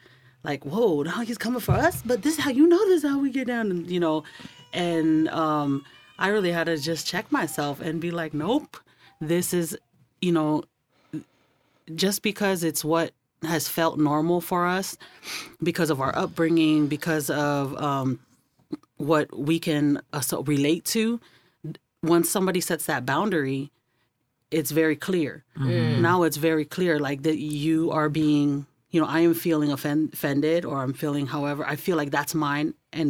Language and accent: English; South San Francisco, California, United States; We didn't grow up in San Francisco, but we grew up in South City.